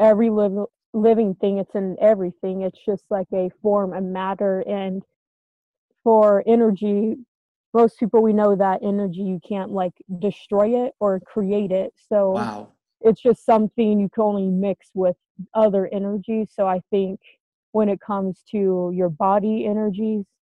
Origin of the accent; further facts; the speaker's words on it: Las Vegas, Nevada, United States; I'm from Las Vegas